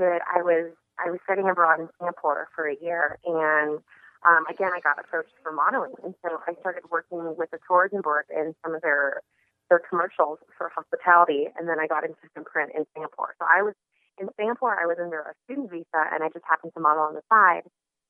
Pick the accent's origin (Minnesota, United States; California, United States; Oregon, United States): California, United States; Sacramento; also born or lived in Las Vegas, Nevada; I moved to Las Vegas from Sacramento, California, to study hotel management at the University of Nevada, Las Vegas.